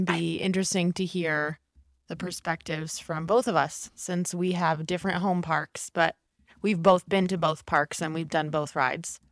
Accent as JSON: {"language": "English", "region": "Maryland", "country": "United States", "said": "I am from Maryland, so I am an East Coast girl. So I grew up going to Disney World"}